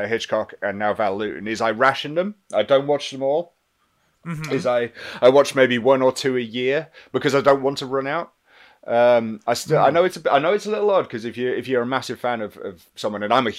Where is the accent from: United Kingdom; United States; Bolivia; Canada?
United Kingdom; England; being English